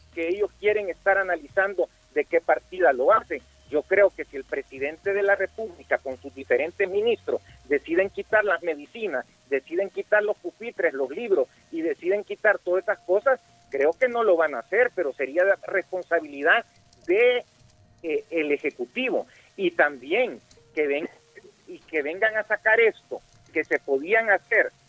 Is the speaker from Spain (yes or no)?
no; El Salvador; nosotros como salvadoreños